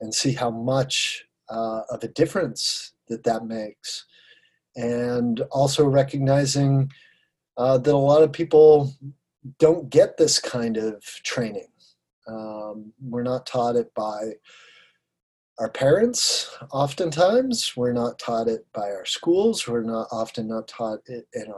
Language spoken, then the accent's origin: English; Sarasota, Florida, United States; moved away as an adult; also born or lived in Colorado; moved back to my hometown of Sarasota, Florida, where I am now